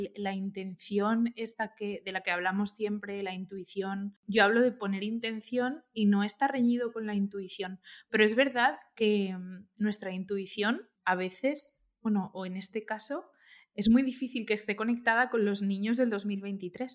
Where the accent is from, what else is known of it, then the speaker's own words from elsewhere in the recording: Valencia, Valencian Community, Spain; moved away as an adult; also born or lived in Cambridge / London / Barcelona; yo soy de Valencia y no conocía Barcelona para nada